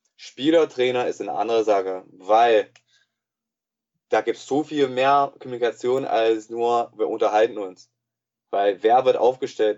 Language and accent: German; United States; German is a second language; moved away as an adult; also born or lived in Bonn / Cologne / Berlin / Leipzig; now in Jena, Germany; ich wurde eigentlich in den USA geboren und äh, erzogen worden. Ähm, bis 22. Bin dann halt nach Deutschland gekommen vor äh, elf Jahren.